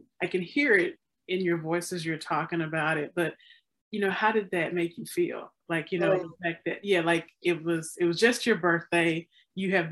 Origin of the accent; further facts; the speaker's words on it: Mississippi, United States; moved away as an adult; now in Chicago, United States; growing up in Mississippi that I did not know about my own people. And I had to leave home, actually, and come here to Chicago